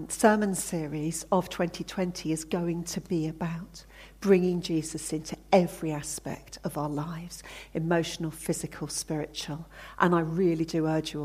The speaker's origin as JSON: {"language": "English", "area": "Hampshire", "region": "South East England", "country": "United Kingdom", "tie": "born or raised there", "said": "I grew up in Hampshire."}